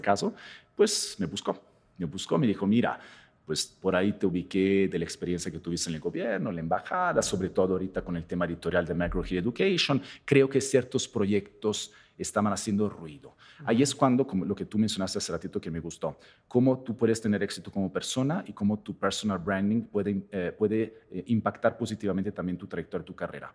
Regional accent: Italy; now in Mexico; yo vengo de otro país, por supuesto, en este caso, vengo de Italia

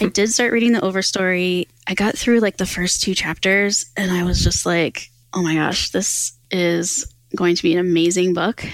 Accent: Pennsylvania, United States; Pennsylvania, which is my home state

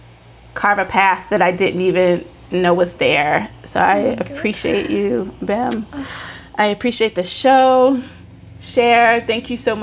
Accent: Tennessee, United States; I'm from Tennessee in America. You are British Nigerian. I don't know where we connect.

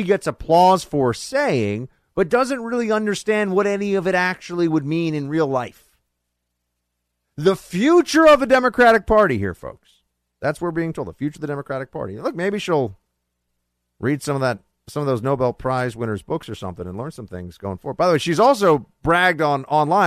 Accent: New York, United States; In Ocasio-Cortez's district in New York, my hometown

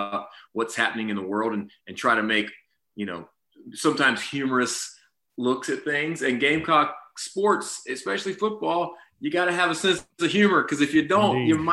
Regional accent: Camden, South Carolina, United States; moved away as an adult; also born or lived in Columbia, South Carolina; now in Nashville, United States; I grew up in Camden, South Carolina

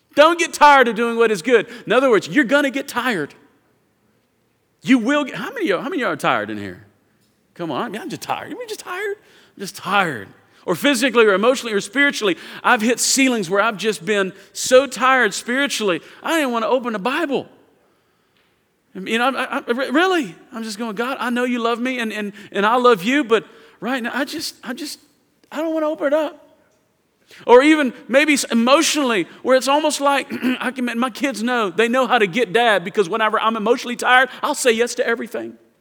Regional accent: Houston, Texas, United States; I'm from Houston

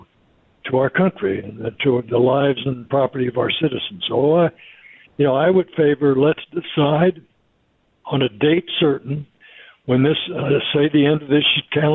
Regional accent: Portland, Oregon, United States; my hometown, Portland, Oregon

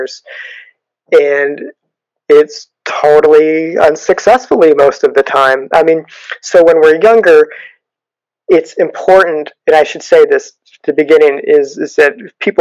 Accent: United States

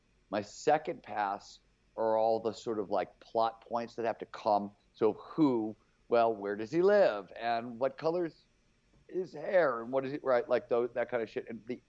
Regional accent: Cleveland, Ohio, United States; It was like bands would show up to play where I grew up in Cleveland.

